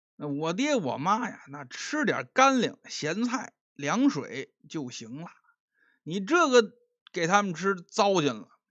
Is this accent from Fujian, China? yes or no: no; Beijing, China; accent: Beijing dialect; 用我们北京话讲